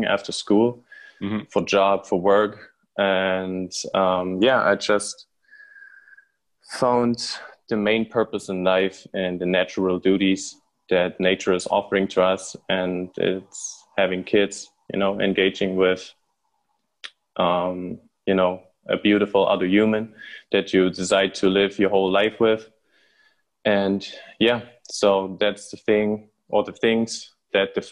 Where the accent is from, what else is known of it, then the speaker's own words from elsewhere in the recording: Rudolstadt, Thuringia, Germany; I'm from Germany, Rudolstadt, just a small city in the very center of Germany.